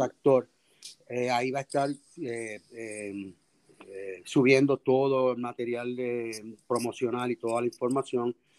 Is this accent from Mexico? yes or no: no; Puerto Rico; accent: Puerto Rican; nuestro lenguaje, nuestro dialecto puertorriqueño es, es eh, riquísimo